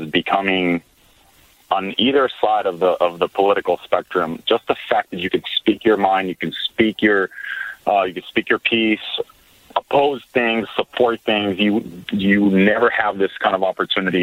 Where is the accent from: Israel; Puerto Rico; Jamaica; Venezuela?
Israel; moved away as an adult; now in United States; I'm originally from Israel